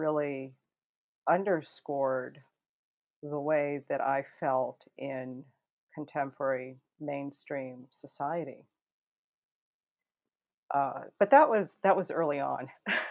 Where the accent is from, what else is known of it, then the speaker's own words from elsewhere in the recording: Eagle River, Alaska, United States; also born or lived in Anchorage, Alaska; I was born in Anchorage, Alaska, and grew up in Eagle River, Alaska, just a little northeast of Anchorage